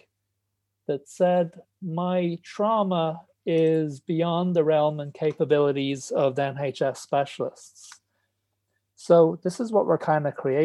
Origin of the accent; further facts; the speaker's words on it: Ireland; moved away as an adult; now in England; So they moved back to Ireland, and I grew up in Tala